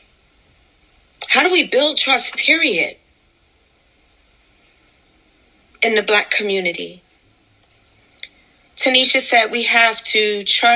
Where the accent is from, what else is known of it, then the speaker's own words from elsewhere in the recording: New York City, New York, United States; I grew up in Wagner Projects and I survived